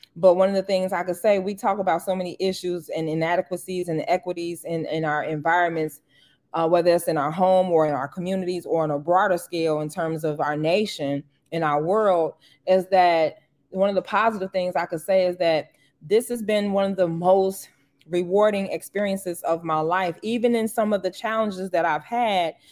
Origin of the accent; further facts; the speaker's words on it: Harvey, Illinois, United States; moved away; also born or lived in Boston; leave my hometown and be exposed to other things outside of Harvey